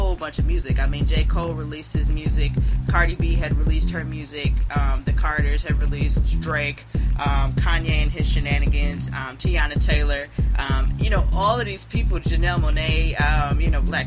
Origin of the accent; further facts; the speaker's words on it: Jamaica; I'm Jamaican. So, I'm also Jamaican.